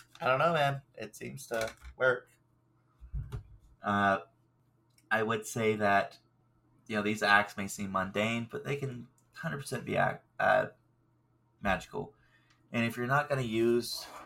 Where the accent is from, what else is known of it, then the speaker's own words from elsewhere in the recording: the South, United States; I'm from the South, and we're cast iron people